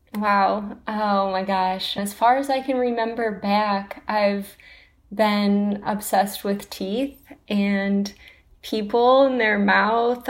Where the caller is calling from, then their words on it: Ann Arbor, Michigan, United States; I'm calling from Ann Arbor, Michigan